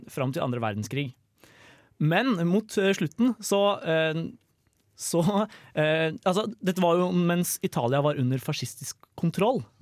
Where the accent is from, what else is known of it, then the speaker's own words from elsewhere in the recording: Trøndelag, Norway; Jeg er trønder